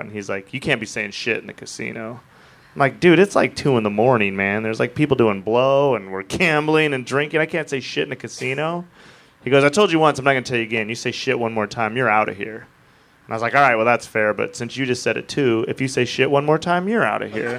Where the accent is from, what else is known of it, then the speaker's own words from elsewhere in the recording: Wyoming, United States; I'm from Wyoming